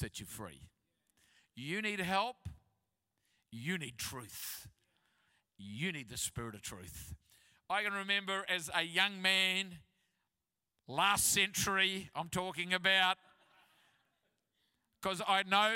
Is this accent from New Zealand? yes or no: yes; Christchurch, Canterbury, New Zealand; moved away; I'm from Christchurch